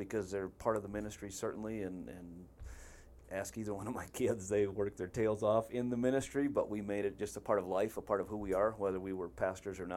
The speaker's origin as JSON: {"language": "English", "region": "Wisconsin", "country": "United States", "tie": "born or raised there", "said": "born and raised in Wisconsin"}